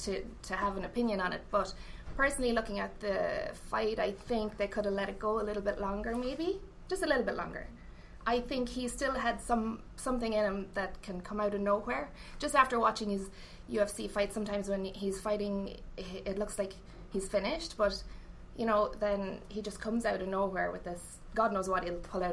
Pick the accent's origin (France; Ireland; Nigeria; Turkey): Ireland; Leinster; At Westmeath. It's in the middle. There's no water around where I live. I'm as central as you can be in Ireland.